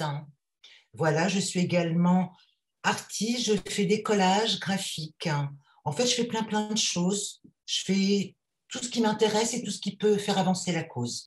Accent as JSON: {"language": "French", "town": "Paris", "region": "Île-de-France", "country": "France", "said": "je suis une Parisienne de 54 ans"}